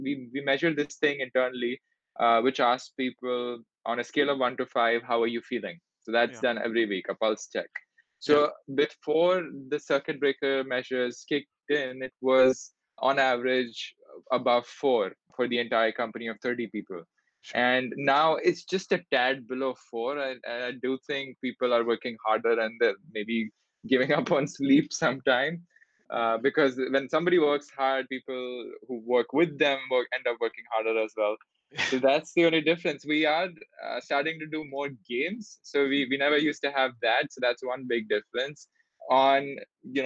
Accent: Delhi, India; moved away as an adult; also born or lived in Singapore; I grew up in Delhi in India

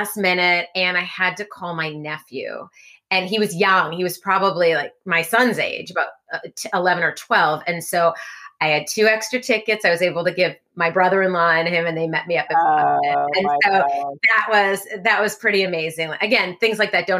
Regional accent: Minnesota, United States; now in Connecticut, United States; I grew up in the Midwest. I am a Minnesota girl.

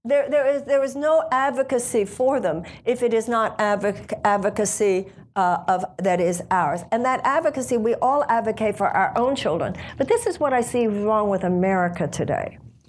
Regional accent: United States; The issue of voting rights is very close to me, both in my life and in my campaign, just because I'm an American, obviously

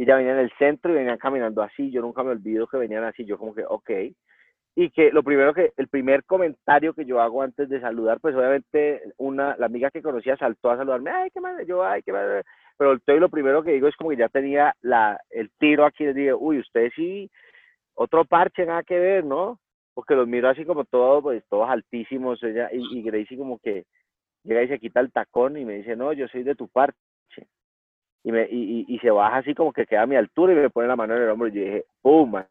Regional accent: Cali, Valle del Cauca, Colombia; yo soy de Cali, entonces mis papás íbamos a pasear al lago

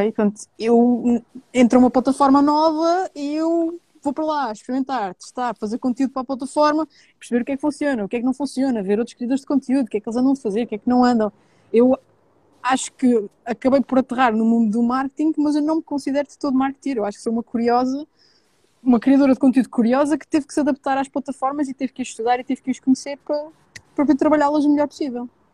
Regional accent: Terceira Island, Azores, Portugal; also born or lived in mainland Portugal; nascida e criada na Ilha Terceira, nos Açores

